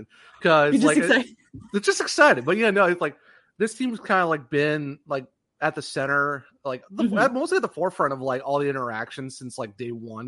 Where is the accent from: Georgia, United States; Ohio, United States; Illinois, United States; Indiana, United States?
Ohio, United States; Just from being Ohio